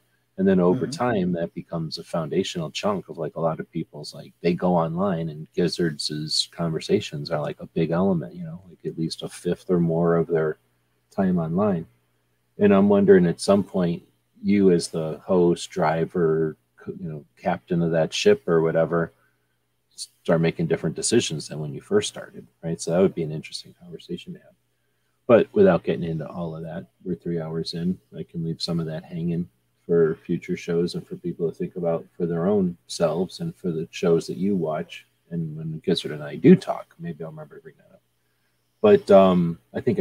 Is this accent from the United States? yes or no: yes; Arizona, United States; I'm from Arizona